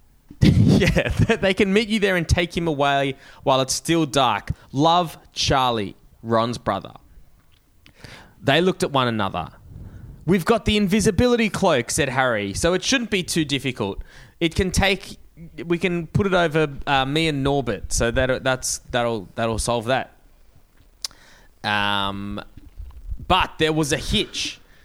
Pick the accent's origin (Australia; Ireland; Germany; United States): Australia; growing up in Australia